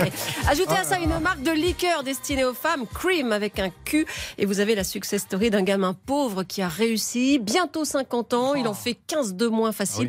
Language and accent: French; France; chez nous en France